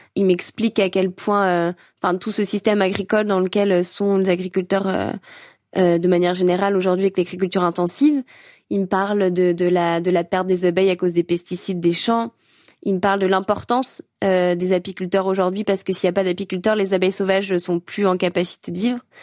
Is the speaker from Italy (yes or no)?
no; France; chez nous en France